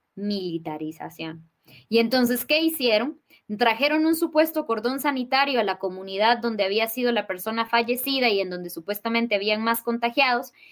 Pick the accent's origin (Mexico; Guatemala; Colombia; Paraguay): Guatemala; Totonicapán; soy maya quiche, nací y vivo en Totonicapán, en Guatemala